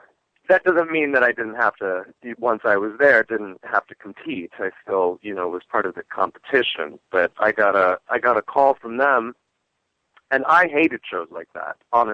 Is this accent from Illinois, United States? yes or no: no; Washington, District of Columbia, United States; also born or lived in Great Falls, Virginia; now in Los Angeles, United States; I'm from Washington. Where were you born? Well, I was born in a little town outside of D.C. called Great Falls, Virginia.